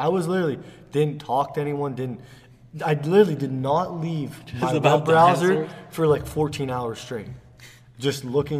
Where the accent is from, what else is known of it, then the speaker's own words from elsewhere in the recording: United States; I'm an American.